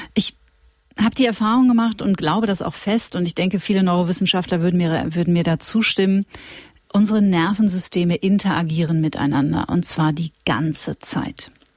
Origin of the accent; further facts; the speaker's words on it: Witten, North Rhine-Westphalia, Germany; wir sind ja beide aus Nordrhein-Westfalen auch ja. äh, und ich äh, bin in Witten zur Schule gegangen, das ist in der Nähe von Dortmund